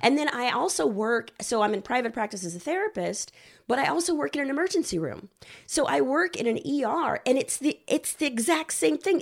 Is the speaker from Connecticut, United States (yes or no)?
no; Houston, Texas, United States; moved away as an adult; also born or lived in Los Angeles; I'm originally from Houston, Texas